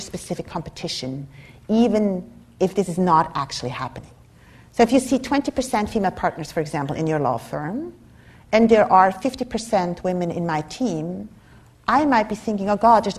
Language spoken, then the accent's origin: English; Switzerland; moved away as an adult; now in United States; I come from Switzerland, from a Germanic culture